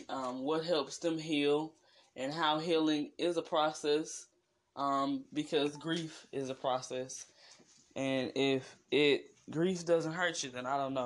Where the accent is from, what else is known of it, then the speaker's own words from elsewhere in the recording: East St. Louis, Illinois, United States; also born or lived in Missouri; Born in Missouri, but raised in East St. Louis, Illinois.